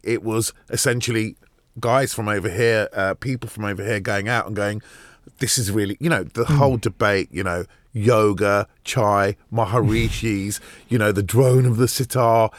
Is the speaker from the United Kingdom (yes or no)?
yes; Hounslow, London, United Kingdom; also born or lived in Hammersmith / Farnborough / Camberley; I was born in Hammersmith, right. and then those first ten years, a bit in Hounslow. Right. Uh, you know, which is where i spent most of my life